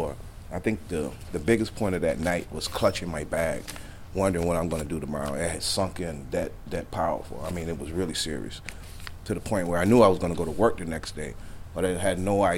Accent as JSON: {"language": "English", "town": "Hartford", "region": "Connecticut", "country": "United States", "tie": "born or raised there", "said": "I was raised in Hartford, the eldest of four siblings"}